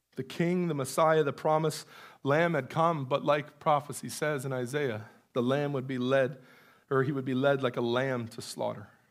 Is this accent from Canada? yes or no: yes; Canada; most of us being Canadian